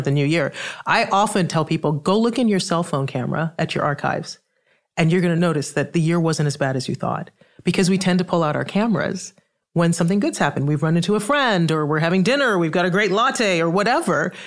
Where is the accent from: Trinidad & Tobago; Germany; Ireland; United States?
Trinidad & Tobago; I'm from the Caribbean. I'm from Trinidad that has a huge carnival